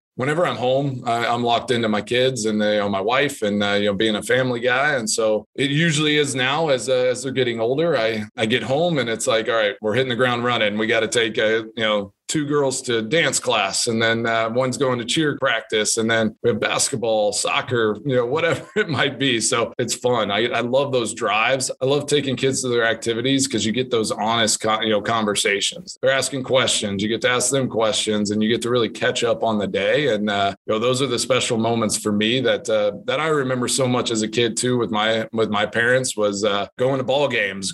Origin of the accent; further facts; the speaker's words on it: Texas, United States; moved away as an adult; now in Green Bay, United States; growing up in Texas